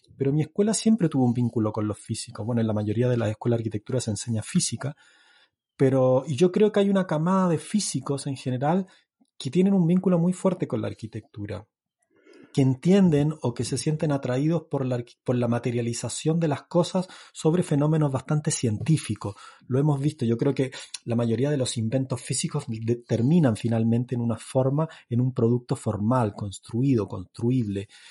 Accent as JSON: {"language": "Spanish", "region": "northern Chile", "country": "Chile", "said": "yo soy del norte de Chile"}